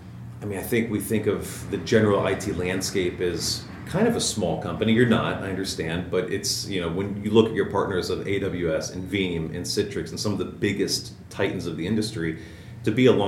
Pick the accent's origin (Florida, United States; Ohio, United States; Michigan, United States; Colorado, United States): Ohio, United States; Cincinnati; I'm from Cincinnati, too.